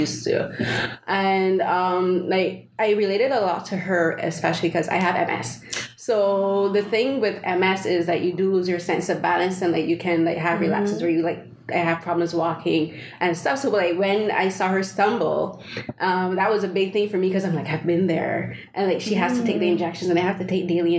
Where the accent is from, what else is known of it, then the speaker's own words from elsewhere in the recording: Barbados; moved away; I'm from Barbados